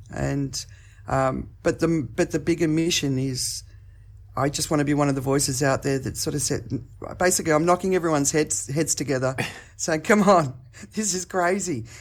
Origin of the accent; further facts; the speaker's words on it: Australia; accent: Australian; now in Phuket, Thailand; I'm in Phuket, Thailand, but my accent is Australian